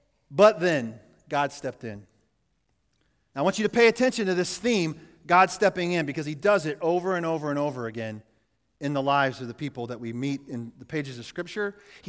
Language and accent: English; Yates Center, Kansas, United States; the little church I grew up in Yates Center, Kansas.